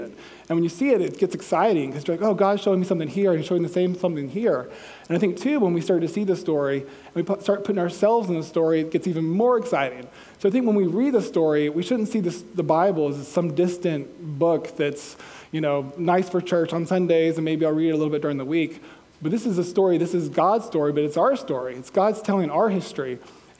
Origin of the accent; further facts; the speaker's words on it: Georgia, United States; I'm from Georgia